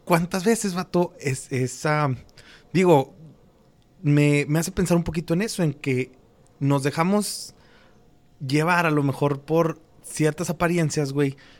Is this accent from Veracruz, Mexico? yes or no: no; Durango, Mexico; moved away; mi tierra, en Durango